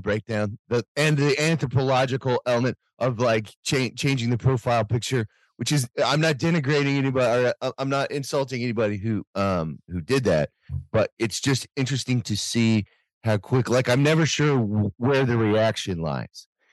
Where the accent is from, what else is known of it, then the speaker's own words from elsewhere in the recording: United States; as an American